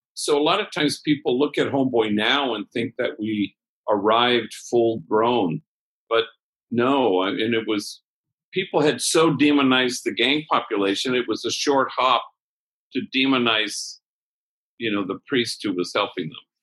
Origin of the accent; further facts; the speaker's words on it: Los Angeles, California, United States; where I grew up in Los Angeles